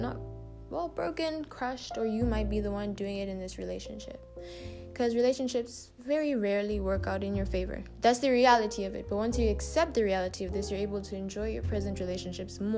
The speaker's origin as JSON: {"language": "English", "country": "South Africa", "tie": "born or raised there", "also_born_or_lived": "Uganda", "said": "I was born in South Africa and my mom is South African. And my dad is Ugandan"}